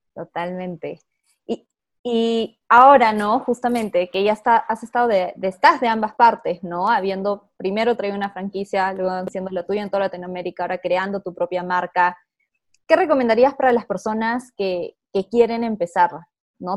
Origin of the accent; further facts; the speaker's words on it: Peru; soy peruana